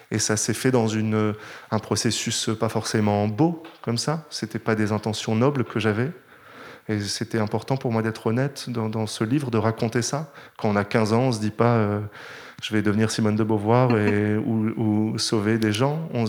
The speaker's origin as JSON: {"language": "French", "region": "Nord", "country": "France", "accent": "Nord", "said": "on m'aurait jamais pris dans une grande école parisienne si j'étais venu avec mon accent du Nord."}